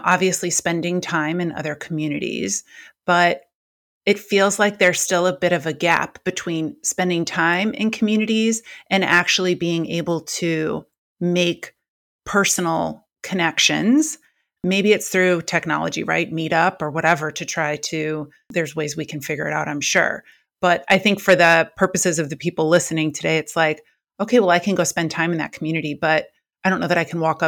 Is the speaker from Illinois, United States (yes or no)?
yes; Chicago, Illinois, United States; now in Orange County, United States; When I moved to Orange County, somebody asked me how I liked it. And I came from Chicago.